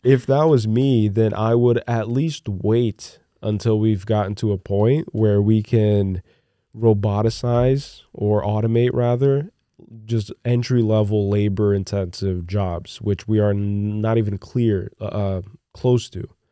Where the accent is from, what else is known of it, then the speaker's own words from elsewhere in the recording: Newark, New Jersey, United States; also born or lived in Brazil; growing up in Newark, Newark, New Jersey, Iron Bound area of Newark